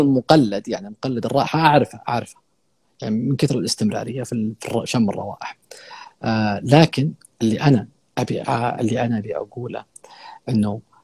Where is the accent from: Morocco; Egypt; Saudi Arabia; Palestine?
Saudi Arabia